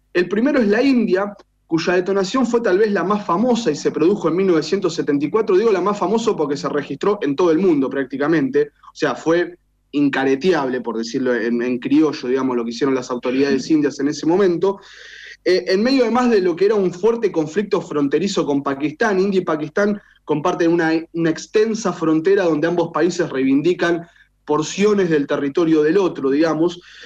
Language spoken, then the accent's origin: Spanish; Argentina; un país como el nuestro